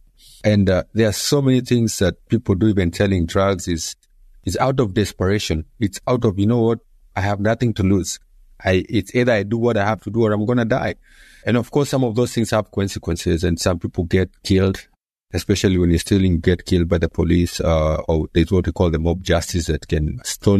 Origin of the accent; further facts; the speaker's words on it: Nairobi, Kenya; born and raised in Nairobi, Kenya, in a place called Mathare